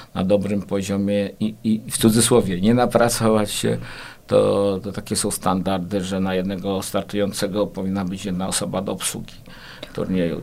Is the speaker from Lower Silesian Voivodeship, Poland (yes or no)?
no; Kraków, Lesser Poland, Poland; now in Płock, Poland; jako urodzony Krakus